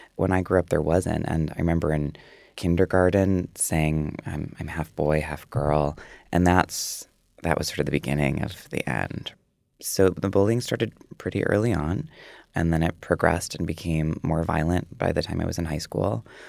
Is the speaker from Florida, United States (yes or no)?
no; Prairie du Sac, Wisconsin, United States; moved away; when I was a kid, I think it was twenty-five hundred. It was Prairie du Sac and then Sauk City